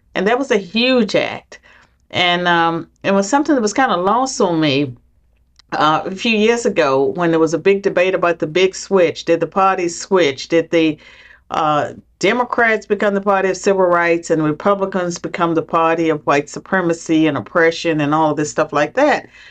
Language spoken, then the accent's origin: English; southwestern Virginia, United States; I grew up in poverty in southwestern Virginia